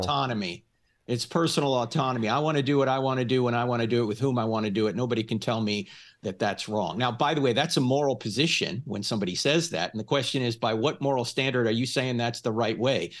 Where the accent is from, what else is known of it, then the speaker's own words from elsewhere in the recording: New Jersey, United States; moved away; I'm originally from New Jersey